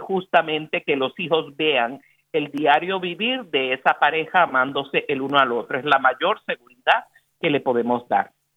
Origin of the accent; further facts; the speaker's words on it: Puerto Rico; el corazón de Boricua